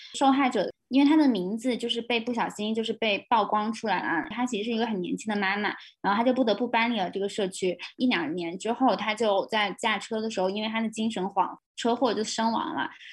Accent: China; 当我们就是大陆的所有的女权主义者都被认为是境外势力的时候

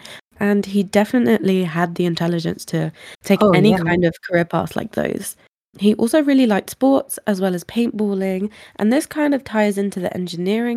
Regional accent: England, United Kingdom; we're English

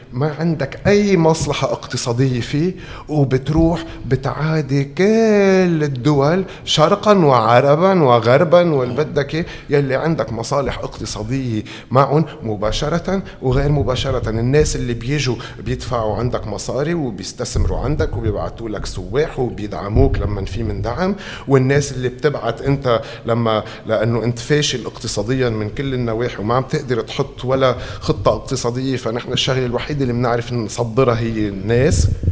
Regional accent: Tripoli, North Governorate, Lebanon; نحن كناس طرابلسيين

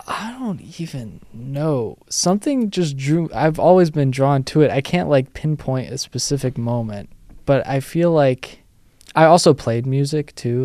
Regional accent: New York City, New York, United States; I grew up in the city, still live in the city, technically

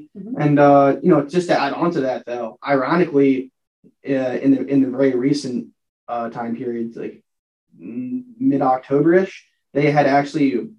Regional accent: Philadelphia, Pennsylvania, United States; I'm from Philadelphia, Pennsylvania, which is about 3 or 4 hours away from Penn State.

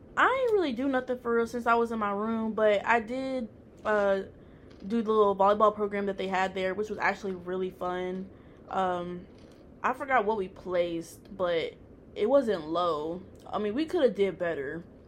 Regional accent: Tennessee, United States; now in Texas, United States; I'm originally from Tennessee

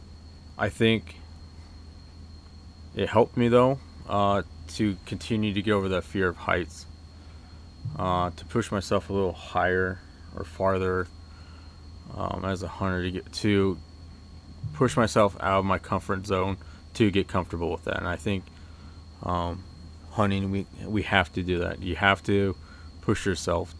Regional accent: Oregon, United States; I grew up in Oregon, started hunting when I was 12

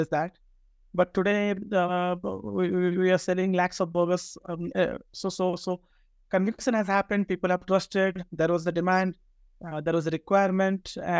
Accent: Odisha, India; moved away as an adult; also born or lived in Bangalore; I come from Odisha, Eastern India state

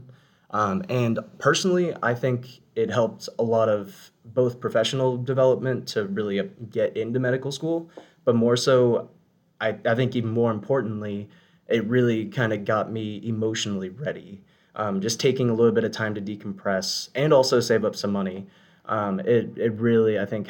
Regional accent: South Florida, United States; I'm born and raised in South Florida, grew up down here

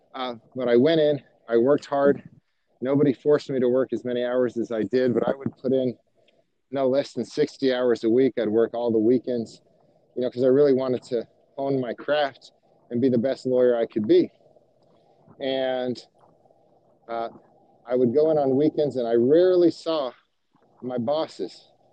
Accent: Miami, Florida, United States; moved away as an adult; now in Atlanta, United States; I grew up in Miami, and uh, so I'm from Florida. I moved to Atlanta in 2003

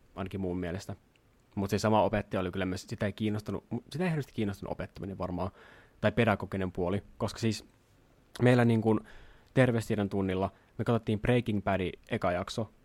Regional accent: Jyväskylä, Central Finland, Finland; ala-aste oli tuolla Jyväskylässä, mistä me ollaan kotoisin molemmat.

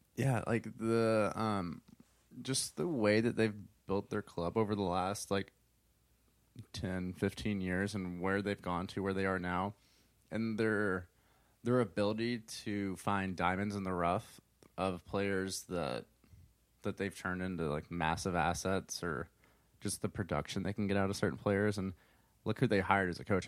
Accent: United States; an American soccer fan

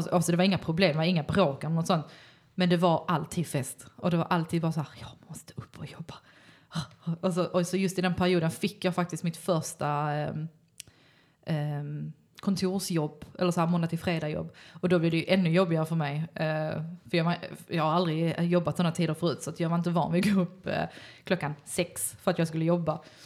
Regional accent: Malmö, Skåne, Sweden; jag är uppvuxen på Lindeborg

